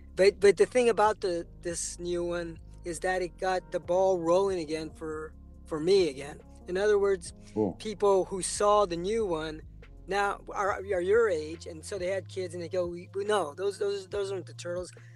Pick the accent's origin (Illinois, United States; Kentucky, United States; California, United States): California, United States; San Francisco; I was raised in San Francisco, so I was in the Sunset District